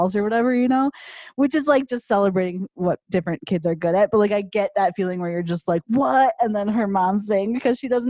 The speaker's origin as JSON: {"language": "English", "town": "Chicago", "region": "Illinois", "country": "United States", "tie": "born or raised there", "moved": "yes", "said": "growing up in the Chicago area"}